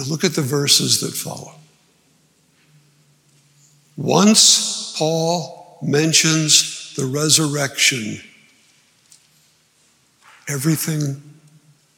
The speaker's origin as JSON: {"language": "English", "region": "New Jersey", "country": "United States", "tie": "born or raised there", "said": "I grew up in New Jersey, 5 miles from Washington Crossing State Park"}